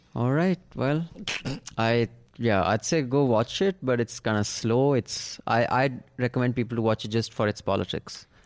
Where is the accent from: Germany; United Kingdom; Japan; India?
India; as an Indian